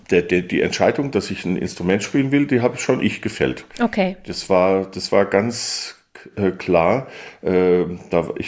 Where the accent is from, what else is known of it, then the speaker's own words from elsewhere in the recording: Weingarten, Baden-Württemberg, Germany; Und äh, also ich komme aus Weingarten-Baden, einem Weindorf, was direkt neben Karlsruhe liegt.